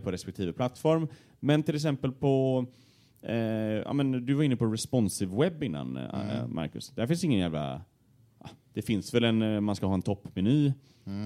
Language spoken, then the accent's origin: Swedish; Gothenburg, Västra Götaland, Sweden; accent: Gothenburg dialect (göteborgska); bredde på min göteborgska